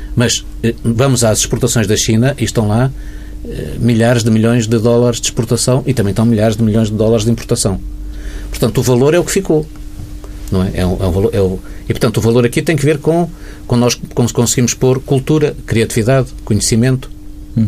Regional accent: Portugal; como portugueses

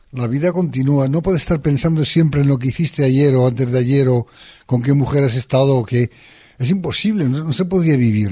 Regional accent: northern Aragon, Spain; yo soy del norte de Aragón

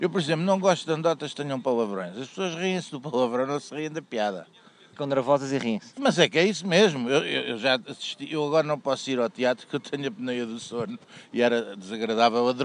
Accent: Lisbon, Portugal; para mim que sou saloia, portanto é a esperteza saloia.

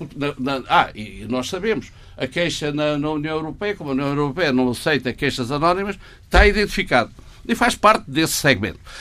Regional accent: Portugal; eu como economista e como português

